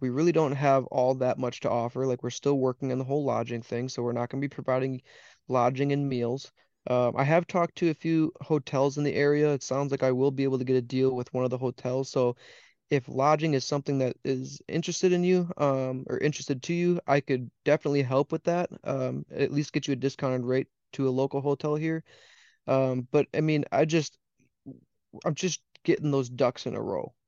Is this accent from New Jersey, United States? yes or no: no; Wisconsin, United States; I came back to my home state, which is Wisconsin